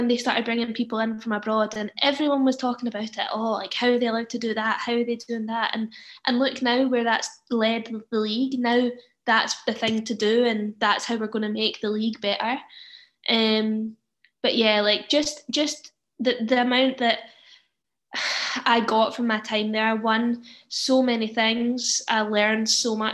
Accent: Dunblane, Scotland, United Kingdom; moved away as an adult; also born or lived in Glasgow / Manchester; now in Sweden; I came from Dunblane

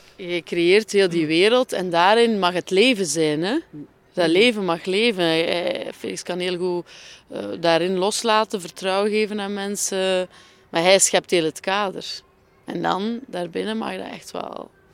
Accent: Flemish Ardennes, countryside south of Ghent, Flanders, Belgium; het platteland onder Gent. Wat men de Vlaamse Ardennen noemt

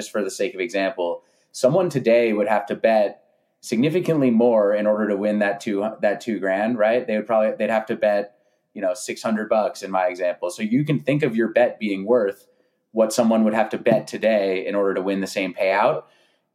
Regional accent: San Francisco Bay Area, California, United States; moved away as an adult; now in Los Angeles, United States; I grew up in California, grew up in the San Francisco Bay Area.

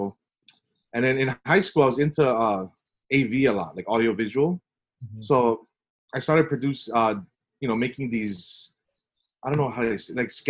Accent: Nanakuli, Hawaii, United States; I was born and raised in Nanakuli.

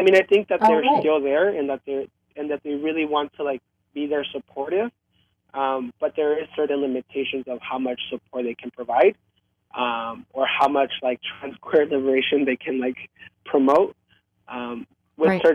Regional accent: United States; also born or lived in Mexico; Growing up in America, and growing up, as being queer

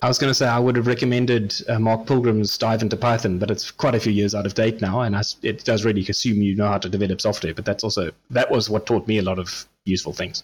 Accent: South Africa; as a South African

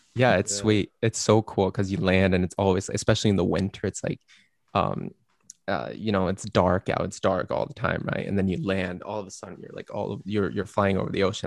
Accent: Sweden; moved away; I'm from Sweden. I've lived there for 15 years of my life.

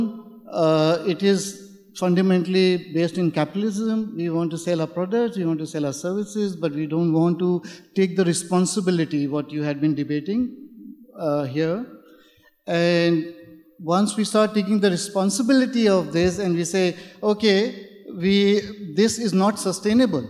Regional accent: India; moved away; I'm from India.

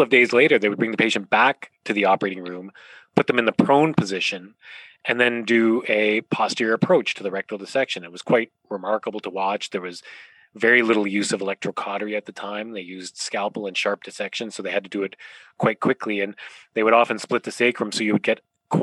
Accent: Ontario, Canada; moved away as an adult; also born or lived in Calgary, Canada / Toronto, Canada; now in Vancouver, Canada; I grew up in Ontario in a small town

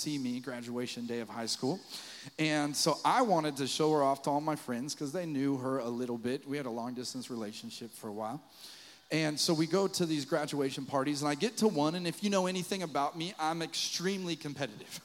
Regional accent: Fort Collins, Colorado, United States; moved away; I wanted to go to Colorado State University in my hometown of Fort Collins, Colorado

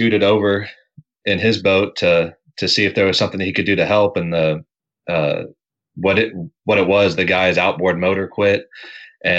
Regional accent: just outside of Fort Worth, Texas, United States; I was born just outside of Fort Worth. So I've been in Texas almost my entire life

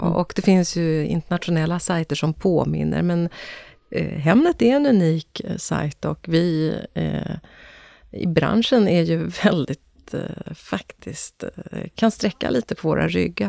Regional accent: Östergötland, Sweden; Vi är ju östgötar i min familj

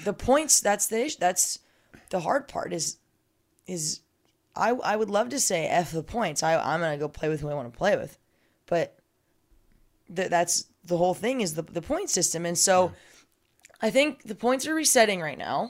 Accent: Southern California, United States; also born or lived in San Diego; I, I, am from Southern California, but I was commuting from San Diego

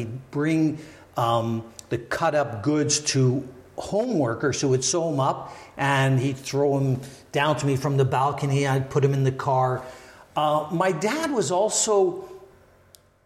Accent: Montreal, Quebec, Canada; I was born and raised in Montreal.

